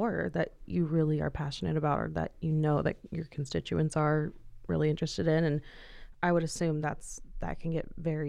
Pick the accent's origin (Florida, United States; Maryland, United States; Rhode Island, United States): Florida, United States; Orlando; moved away as an adult; now in Idaho, United States; I'm from Orlando